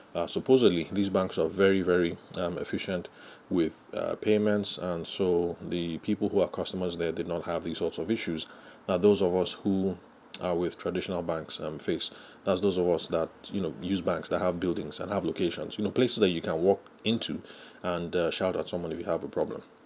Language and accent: English; Nigeria; I'm Nigerian